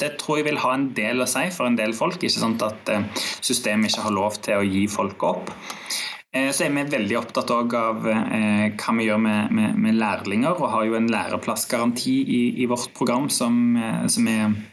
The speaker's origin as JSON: {"language": "Norwegian", "region": "Rogaland", "country": "Norway", "moved": "yes", "said": "jeg kommer fra Rogaland"}